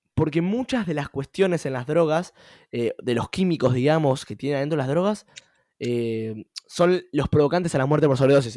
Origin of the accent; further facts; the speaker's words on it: Argentina; nuestro país como Argentina